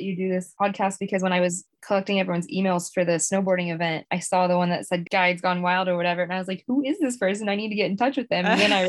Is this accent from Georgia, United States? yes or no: yes; Georgia, United States; Yes, I am from Georgia. But right now I live in Maine in the winter, and then I live in Virginia in the summer.